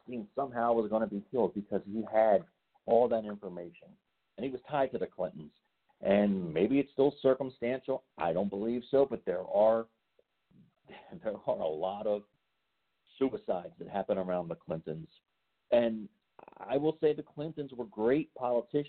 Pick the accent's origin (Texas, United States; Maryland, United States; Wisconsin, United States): Maryland, United States; Baltimore; I am from the Baltimore area